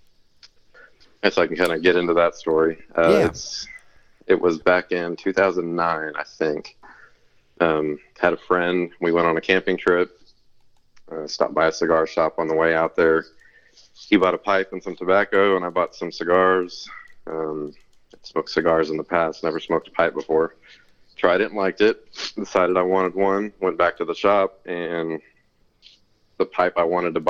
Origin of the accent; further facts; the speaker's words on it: Fort Worth, Texas, United States; also born or lived in Aledo, Texas / College Station, Texas; I grew up in Fort Worth, Texas, until about somewhere between grade school and middle school.